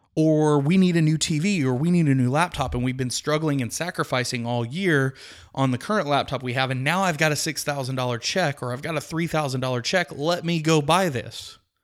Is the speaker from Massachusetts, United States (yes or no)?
no; Midland, Texas, United States; I grew up in Midland, Texas, which is about, uh, five hours west of the Dallas-Fort Worth area